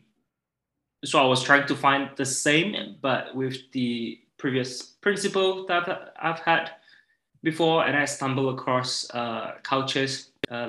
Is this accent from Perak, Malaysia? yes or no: no; Sabah, Malaysia; moved away as an adult; also born or lived in United Kingdom / Kota Kinabalu; now in Sweden; I am originally from Malaysia. I grew up in the Borneo Island for the first 6 years. Well, for the first 18 years of my life